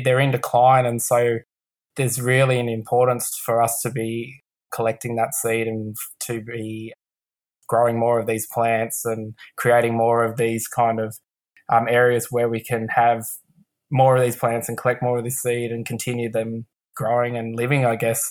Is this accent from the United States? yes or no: no; Canberra, Australian Capital Territory, Australia; I'm born and raised in Canberra, Ngunnawal country, and I have done all my schooling and all my work here.